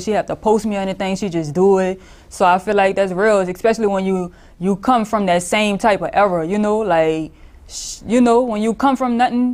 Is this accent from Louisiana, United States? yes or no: yes; New Orleans, Louisiana, United States; I'm from the Fifth Ward, downtown New Orleans